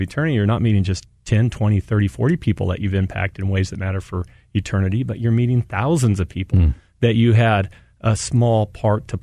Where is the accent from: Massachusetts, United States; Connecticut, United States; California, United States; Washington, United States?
California, United States; San Diego; moved away; I'm originally from San Diego